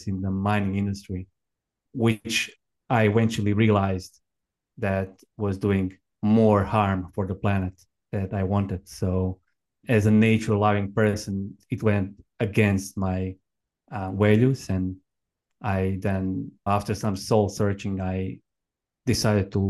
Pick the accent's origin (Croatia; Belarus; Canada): Croatia; also born or lived in Australia; I was born in Croatia, which is, as you said, it's a small country in Southeastern Europe. And I grew up on a family farm. It was in a village that was near the capital city of Zagreb